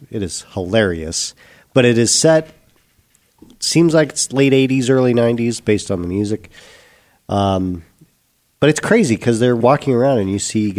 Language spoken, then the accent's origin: English; Show Low, Arizona, United States; growing up in Sholo